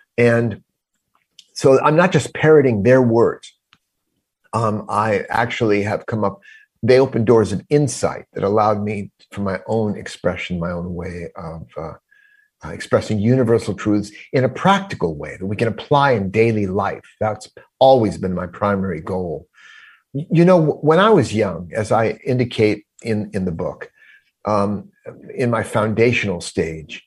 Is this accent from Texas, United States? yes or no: no; Los Angeles, California, United States; moved away as an adult; also born or lived in Ohio; as an LA boy, I grew up in Los Angeles